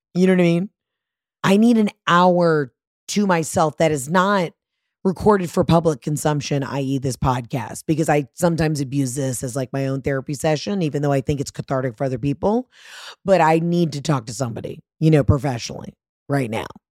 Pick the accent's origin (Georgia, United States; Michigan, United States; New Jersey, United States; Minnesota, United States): Georgia, United States; I'm from Georgia